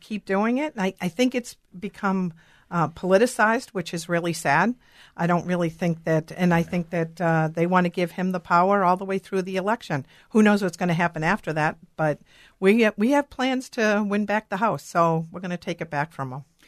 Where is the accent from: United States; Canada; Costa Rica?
United States; Boston, Massachusetts; now in Minnesota, United States; I'm originally from Boston